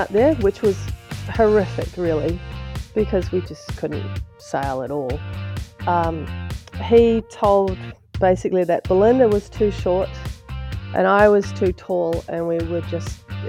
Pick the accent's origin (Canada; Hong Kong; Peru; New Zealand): New Zealand; As every Kiwi knows, is probably the worst thing you can do. By changing nationality